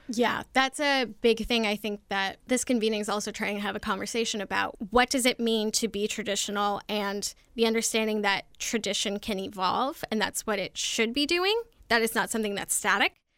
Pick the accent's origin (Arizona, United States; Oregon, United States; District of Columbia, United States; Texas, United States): Arizona, United States; moved away as an adult; also born or lived in Colorado / New York City / Washington, D.C.; I was born in Colorado and then raised in Arizona from age eight to eighteen